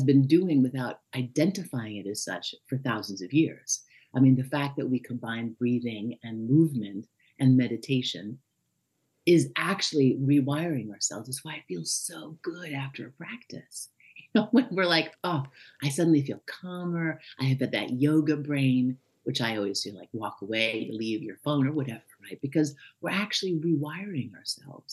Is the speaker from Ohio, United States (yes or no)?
no; New York, United States; I'm from New York.